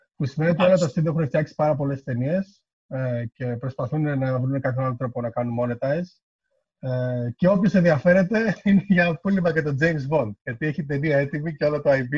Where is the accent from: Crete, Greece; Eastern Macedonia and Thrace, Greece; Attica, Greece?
Eastern Macedonia and Thrace, Greece; Kavala; moved away as an adult; also born or lived in Thasos / Thessaloniki / Edinburgh; μεγάλωσα στην Καβάλα